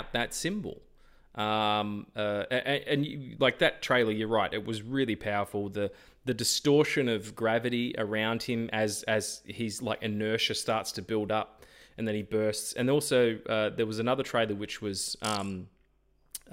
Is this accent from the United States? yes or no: no; Australia; accent: Australian; I'm Australian